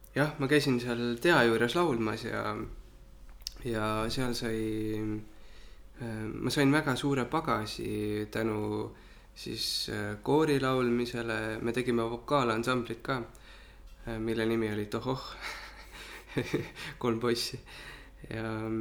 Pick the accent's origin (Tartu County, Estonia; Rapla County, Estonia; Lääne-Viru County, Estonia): Rapla County, Estonia; Kehtna; ma kasvasin pool oma lapsepõlve Kehtnas ja Raplamaal, Rapla külje all